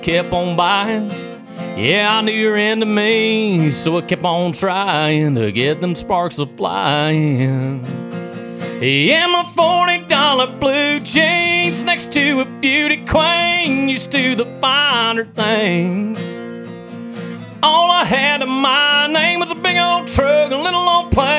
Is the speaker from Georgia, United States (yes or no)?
yes; Lumber City, Georgia, United States; South Georgia, Lumber City, yeah. All my life, yeah. And it'll always be home